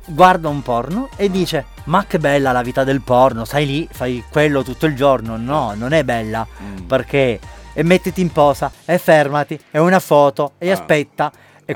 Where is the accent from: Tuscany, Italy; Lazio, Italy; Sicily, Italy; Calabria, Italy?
Sicily, Italy; moved away as an adult; now in Gran Canaria, Spain; da italiano e da siciliano orgoglioso